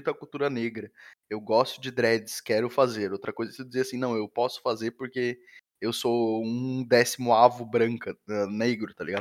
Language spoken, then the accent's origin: Portuguese; Brazil; É, talvez porque a gente é brasileiro